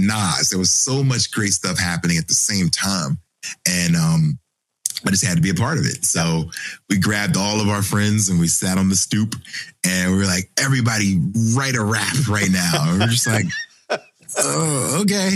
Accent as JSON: {"language": "English", "town": "Philadelphia", "region": "Pennsylvania", "country": "United States", "tie": "born or raised there", "said": "growing up in Philly"}